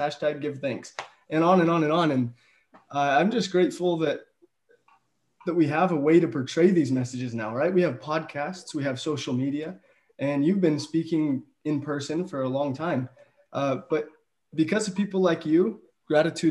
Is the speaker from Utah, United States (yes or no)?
yes; Utah, United States; we're from Utah